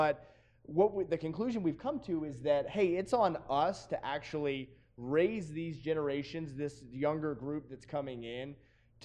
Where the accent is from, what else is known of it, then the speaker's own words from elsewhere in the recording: the South, United States; accent: Southern; my Southern came out real hard on that one